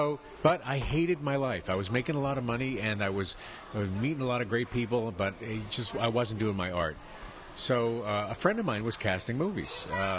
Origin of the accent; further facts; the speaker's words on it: San Francisco, California, United States; moved away as an adult; now in Los Angeles, United States; I grew up in San Francisco in the middle of the late 60s, early 70s, in the middle of the universe.